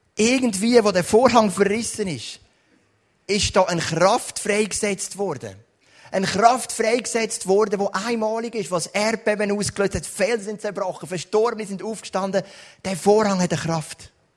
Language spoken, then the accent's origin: German; Switzerland; bin ich aufgewachsen in Rockkreuz